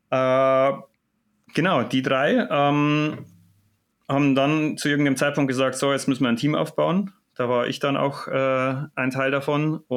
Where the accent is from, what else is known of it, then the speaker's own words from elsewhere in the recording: Munich, Bavaria, Germany; aber als Münchner sagt man natürlich, hier bei mir zu Hause geht doch viel ab.